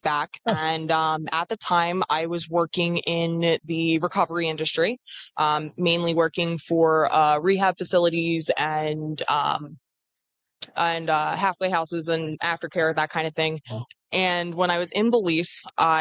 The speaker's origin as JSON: {"language": "English", "region": "New Jersey", "country": "United States", "said": "I am originally from New Jersey, which is where our company is based out"}